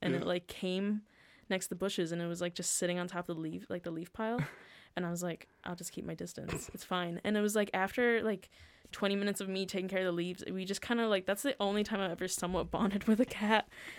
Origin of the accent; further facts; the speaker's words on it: United States; moved away; She knows I'm American.